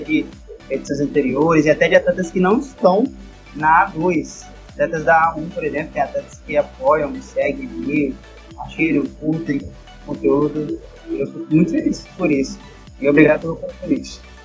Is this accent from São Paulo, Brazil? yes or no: no; Vitória, Espírito Santo, Brazil; sou de Vitória, Espírito Santo